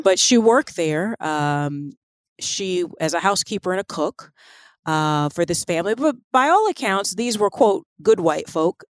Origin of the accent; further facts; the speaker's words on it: the American South, United States; as a Southerner myself